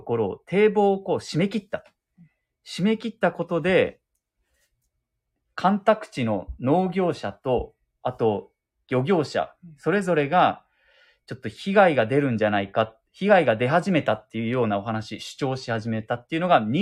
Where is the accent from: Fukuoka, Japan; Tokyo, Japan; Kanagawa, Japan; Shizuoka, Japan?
Fukuoka, Japan; だからもう、喫水の博多っ子、うん、福岡市出身なので、ねえ、ほんと気になるな。